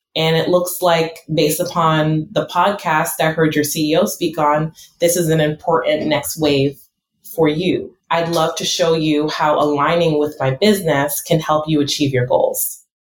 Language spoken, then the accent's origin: English; United States; I'm first generation American